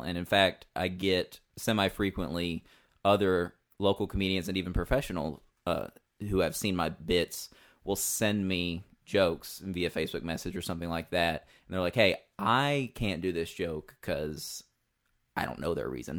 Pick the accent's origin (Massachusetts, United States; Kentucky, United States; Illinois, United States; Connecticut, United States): Kentucky, United States; southeastern; I grew up in southeastern Kentucky